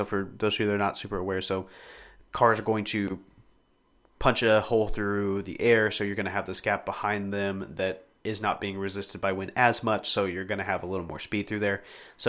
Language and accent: English; United States